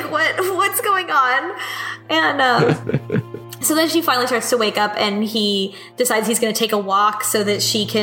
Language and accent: English; United States; as an American